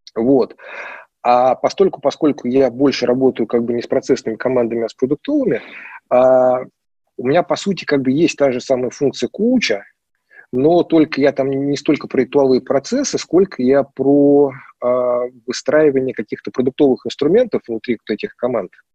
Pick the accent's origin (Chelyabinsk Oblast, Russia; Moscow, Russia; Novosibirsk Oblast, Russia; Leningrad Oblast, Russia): Moscow, Russia; moved away as an adult; now in Tver, Russia; я считал себя прям москвичом-москвичом, да, потому что, ну, как бы я там прям коренной там многих поколениях